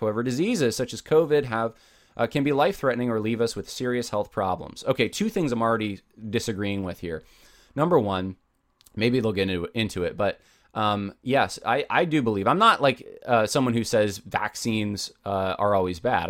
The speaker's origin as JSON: {"language": "English", "country": "United States", "said": "I'm an American"}